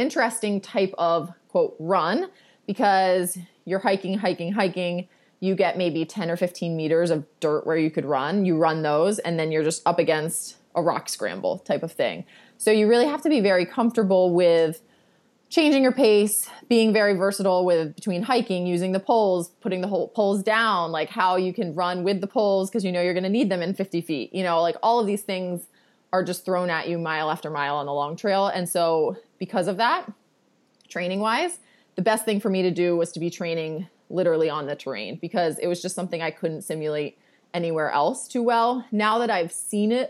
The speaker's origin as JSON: {"language": "English", "town": "Baltimore", "region": "Maryland", "country": "United States", "accent": "Baltimore", "said": "my Baltimore accent that says Appalachian."}